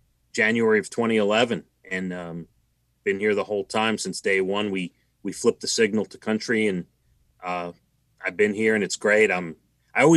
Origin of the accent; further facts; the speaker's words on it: New York City, New York, United States; I grew up in Rockaway Beach in Queens.